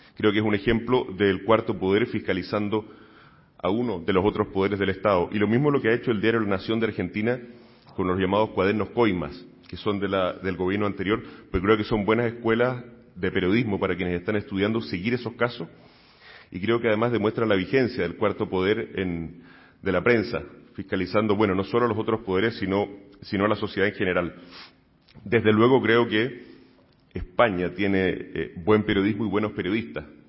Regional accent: Chile; now in Spain; trabajé durante muchos años en medios de comunicación en mi país, en Chile

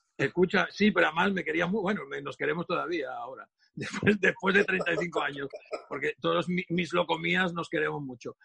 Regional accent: Catalonia, Spain; soy muy catalán

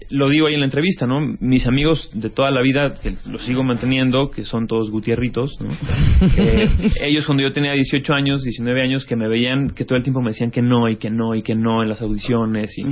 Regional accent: Aguascalientes, Mexico; moved away; Yo soy de Aguascalientes.

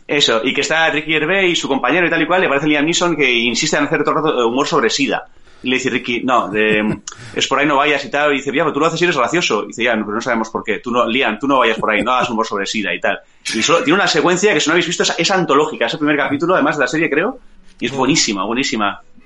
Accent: Bilbao, Basque Country, Spain; yo soy de Zabalburu

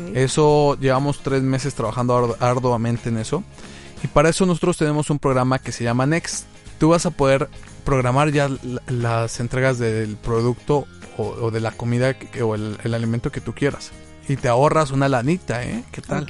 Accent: Tlaxcala, Mexico; Yo soy de Tlaxcala

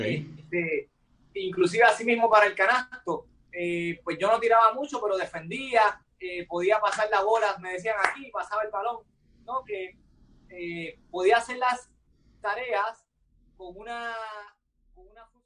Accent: Toa Alta, Puerto Rico; en las canchas donde me criaba en Toalta, de donde soy, ¿verdad? Originalmente

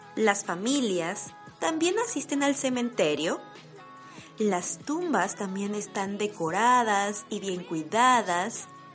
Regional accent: Mexico; also born or lived in Baden-Württemberg, Germany; now in Germany; una mexicana viviendo en Alemania

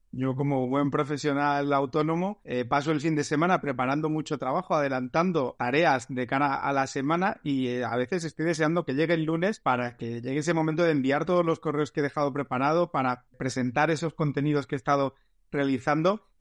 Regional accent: Almería, Andalusia, Spain; moved away as an adult; also born or lived in Madrid; soy, soy de allí, soy andaluz

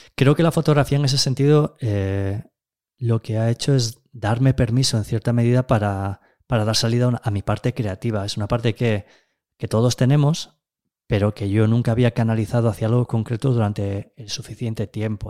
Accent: A Gudiña, Galicia, Spain; also born or lived in Ourense / Tameirón; Nací en 1976 en Agudiña, un pequeño pueblo arrinconado en el extremo sureste de Galicia. Bueno, en realidad me llevaron a nacer allí desde Ourense

